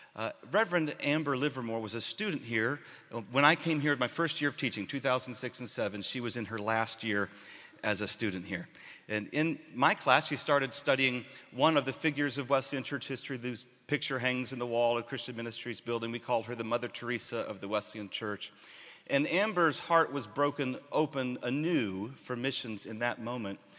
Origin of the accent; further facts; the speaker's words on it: Sierra Leone; moved away; I am originally from Sierra Leone